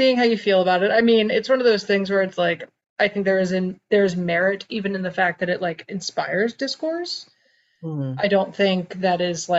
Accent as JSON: {"language": "English", "country": "United States", "said": "as an American"}